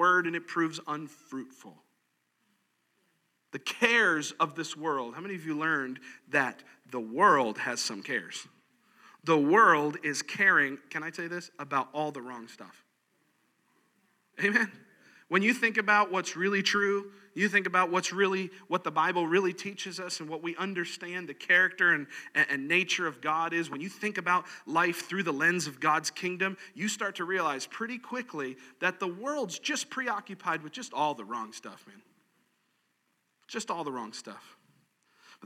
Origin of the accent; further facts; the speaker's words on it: Gulf of Mexico, Gulf Coast, United States; moved away; I grew up on the Gulf of Mexico, which is very relaxed and calm.